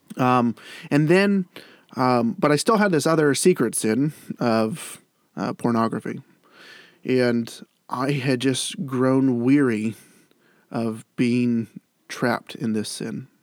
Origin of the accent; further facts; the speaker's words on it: Granville, Ohio, United States; I grew up in Granville, Ohio